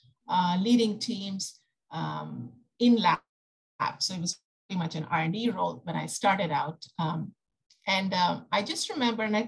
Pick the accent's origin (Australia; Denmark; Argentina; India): India; moved away as an adult; now in United States; I come from India. I came to the US